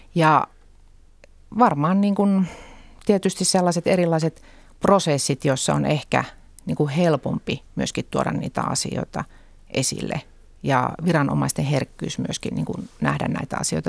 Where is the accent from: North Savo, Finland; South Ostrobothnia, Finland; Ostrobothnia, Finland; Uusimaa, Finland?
North Savo, Finland; Lapinlahti; sitoutumattomana keskustan listoilla kotikunnassani